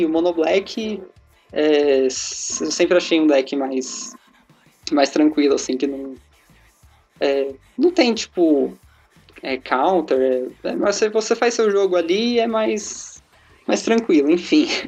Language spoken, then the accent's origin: Portuguese; Mauá, São Paulo, Brazil; Sou de Mauá, é, aqui em São Paulo, eu tenho 23 anos